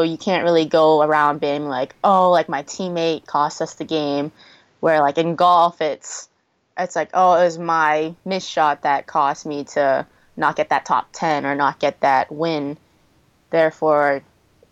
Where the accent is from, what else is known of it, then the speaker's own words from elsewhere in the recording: Massachusetts, United States; I grew up in Massachusetts where the weather is known for the winter sometimes.